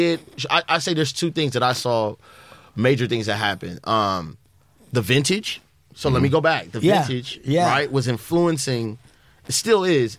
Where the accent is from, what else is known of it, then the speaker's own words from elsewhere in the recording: Los Angeles, California, United States; being from the West, from L.A.